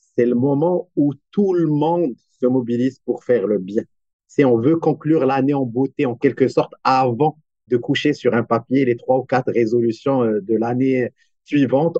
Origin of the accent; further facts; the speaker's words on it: Morocco; now in Montreal, Canada; je soutiens aussi des initiatives basées au Maroc, mon pays d'origine aussi